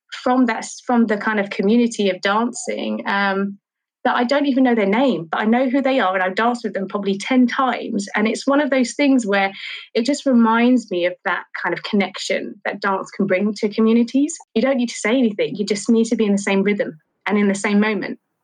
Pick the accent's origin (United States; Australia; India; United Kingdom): United Kingdom; London; I grew up in Charlton